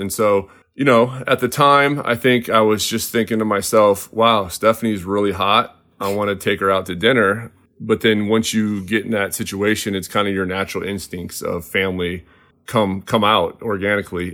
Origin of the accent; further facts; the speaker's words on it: Cedar Rapids, Iowa, United States; now in West Coast, United States; I am from Cedar Rapids, Iowa